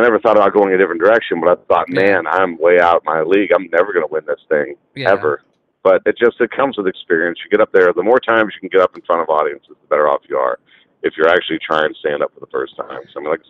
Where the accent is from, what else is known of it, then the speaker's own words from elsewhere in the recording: Champion, Ohio, United States; Small town, Northeast Ohio. If you've ever heard of Youngstown, it's probably 25 miles north of Youngstown.